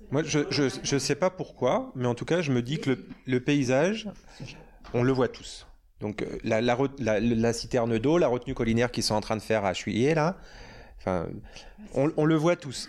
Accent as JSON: {"language": "French", "region": "Normandy", "country": "France", "also_born_or_lived": "Bordeaux", "moved": "yes", "lives_now": "Lyon, France", "said": "Moi je viens de l'Ouest, je suis normand, j'ai vécu à Bordeaux longtemps"}